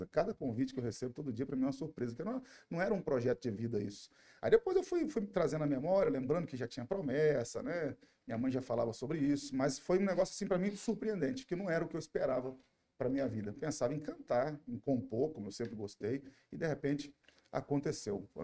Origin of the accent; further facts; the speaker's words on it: Minas Gerais, Brazil; born there; nasci no interior de Minas Gerais, né?